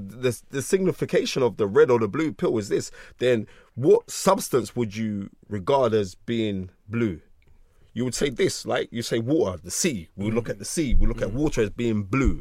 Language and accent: English; London, United Kingdom; born or raised there